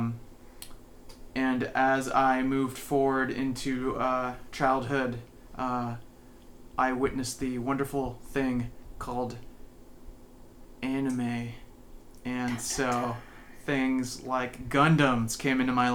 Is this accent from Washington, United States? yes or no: yes; North Bend, Washington, United States; also born or lived in San Jose, California; I grew up in North Bend. I spent my time there